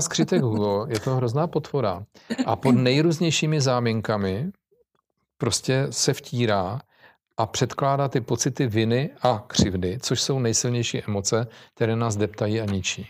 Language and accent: Czech; Czechia; jako Češi